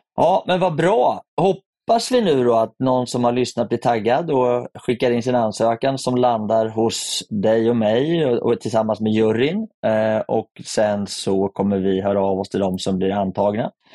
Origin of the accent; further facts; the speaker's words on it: Sweden; Som svensk